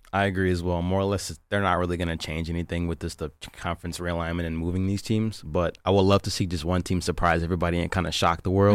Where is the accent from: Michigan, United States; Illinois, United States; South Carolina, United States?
Michigan, United States; West Bloomfield; I'm from West Bloomfield, Michigan.